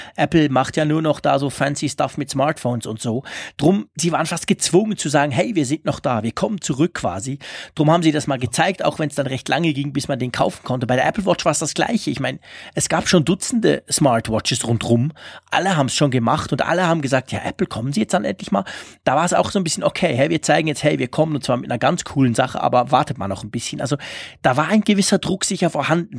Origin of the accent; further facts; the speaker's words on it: Switzerland; für mich als Schweizer